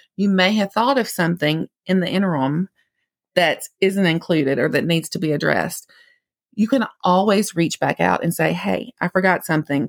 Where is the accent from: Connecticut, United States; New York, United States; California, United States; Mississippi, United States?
Mississippi, United States; accent: Mississippi; I'm only licensed to practice in the state of Mississippi, if you couldn't tell from my accent